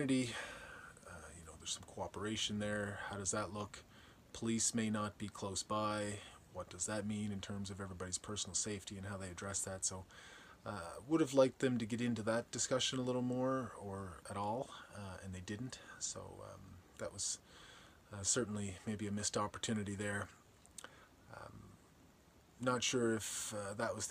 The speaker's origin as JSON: {"language": "English", "town": "Guysborough", "region": "Nova Scotia", "country": "Canada", "tie": "born or raised there", "said": "growing up in Guysborough"}